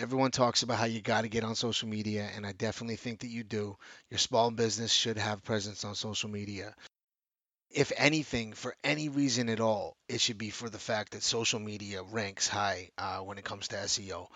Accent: Vancouver, British Columbia, Canada; Vancouver, British Columbia, Canada, my hometown

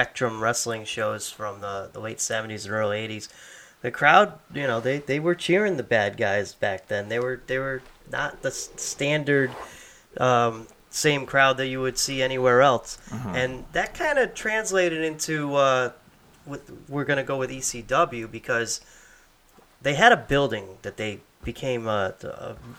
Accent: Connecticut, United States; I'm from Connecticut.

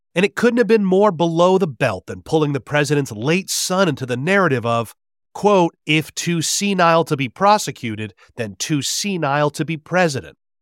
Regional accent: United States; I'm an American. I'm sorry to say, I'm an American.

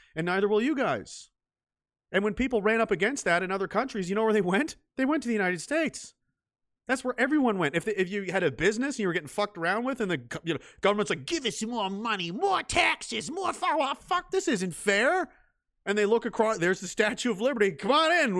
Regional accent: Canada; as a Canadian

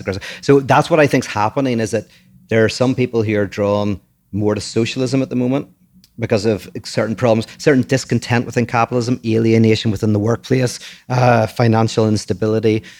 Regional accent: Ireland; moved away as an adult; now in United States; I'm born from Ireland. I've only been here for eight years.

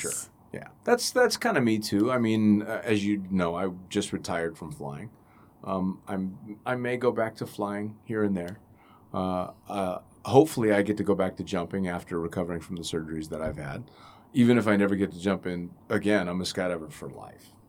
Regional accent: Northern California, United States; moved away as an adult; also born or lived in Middle East; my home state and my, the best part of the state, NorCal

